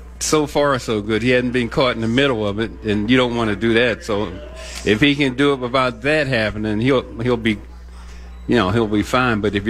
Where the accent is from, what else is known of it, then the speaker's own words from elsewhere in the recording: Maryland, United States; moved away; I'm from Maryland. Of course, basketball is a big sport there back in the East Coast.